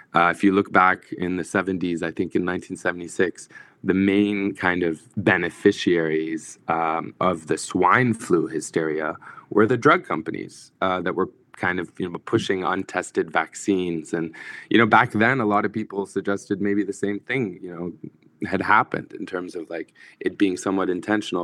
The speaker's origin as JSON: {"language": "English", "country": "Egypt", "tie": "born or raised there", "also_born_or_lived": "Kuwait / United States", "moved": "yes", "said": "I grew up in Egypt, but I'm a Kuwaiti citizen, and both my parents were born and raised in Palestine"}